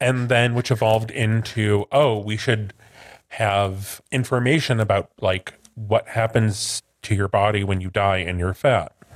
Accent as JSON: {"language": "English", "region": "Midwest", "country": "United States", "said": "I'm from the Midwest."}